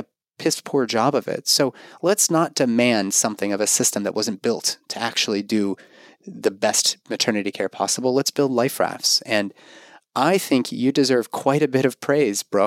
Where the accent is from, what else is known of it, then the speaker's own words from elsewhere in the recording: Pittsburgh, Pennsylvania, United States; UPMC in my hometown of Pittsburgh.